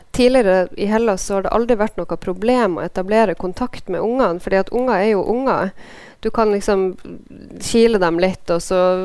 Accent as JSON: {"language": "Norwegian", "country": "Norway", "said": "landet mitt"}